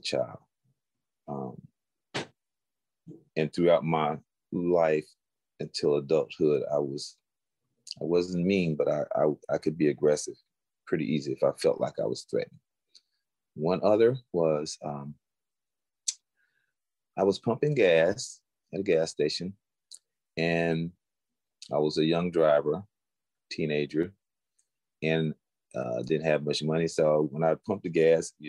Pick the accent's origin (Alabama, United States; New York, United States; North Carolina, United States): Alabama, United States; Florence; growing up in the South, the Deep South, a little town in Alabama called Florence.